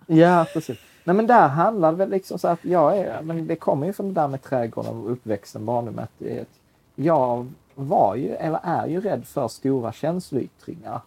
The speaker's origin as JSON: {"language": "Swedish", "country": "Sweden", "said": "vi är tio miljoner svenskar"}